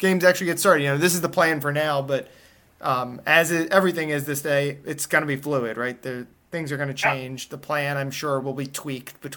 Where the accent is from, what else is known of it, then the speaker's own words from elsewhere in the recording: Northeast, United States; moved away; I'm from the Northeast, so I grew up caring about hockey.